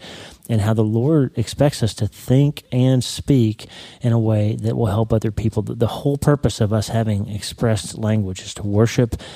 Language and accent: English; Broken Bow, Oklahoma, United States; My hometown, Broken Bow, is the neighbor city to Idabel, Oklahoma